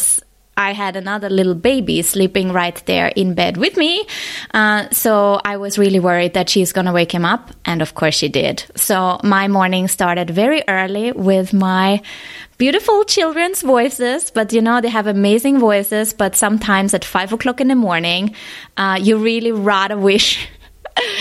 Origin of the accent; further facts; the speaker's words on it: Vienna, Austria; moved away as an adult; now in Hong Kong; I'm based in Hong Kong. That's where I've been living for the last 6 years, but I'm originally from Vienna